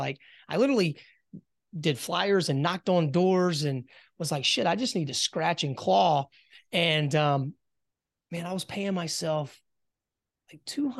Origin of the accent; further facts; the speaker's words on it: South Carolina, United States; moved away as an adult; also born or lived in Raleigh, North Carolina; I grew up in South Carolina.